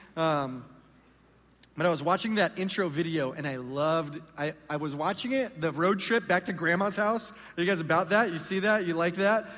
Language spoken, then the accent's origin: English; Southern California, United States; also born or lived in Mexico / San Diego; I am from Southern California